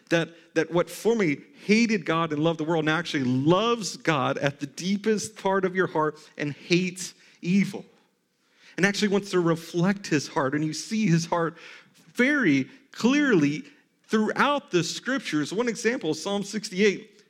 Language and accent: English; the South, United States; I default to Christianity because I grew up in the South.